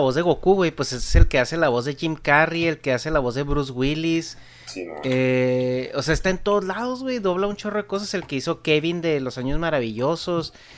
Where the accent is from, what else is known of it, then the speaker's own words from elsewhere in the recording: Mexico; en México pues tenemos ciertas expresiones